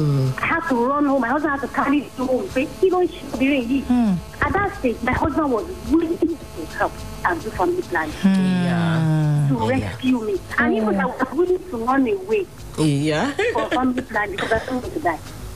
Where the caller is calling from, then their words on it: Akobo, Oyo, Nigeria; I'm calling from Akobo.